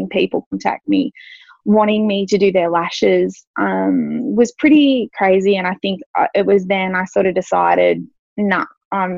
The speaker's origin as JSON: {"language": "English", "country": "Australia", "tie": "born or raised there", "also_born_or_lived": "Sydney", "said": "I got a job in a salon here in my hometown"}